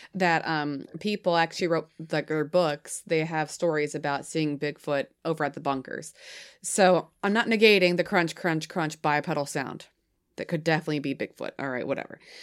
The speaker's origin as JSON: {"language": "English", "region": "New Hampshire", "country": "United States", "said": "I'm from New Hampshire. My accent comes out sometimes"}